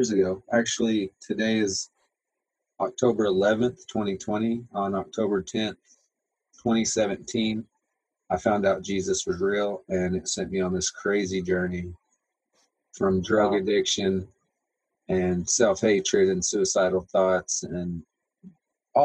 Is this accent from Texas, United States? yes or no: yes; Texas, United States; moved away; I'm from Texas, I have never met an English person until I came here to ministry school.